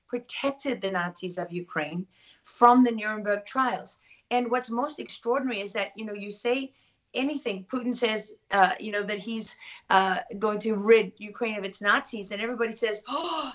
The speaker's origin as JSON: {"language": "English", "town": "Durban", "region": "KwaZulu-Natal", "country": "South Africa", "tie": "born or raised there", "also_born_or_lived": "London", "moved": "as an adult", "said": "growing up in South Africa"}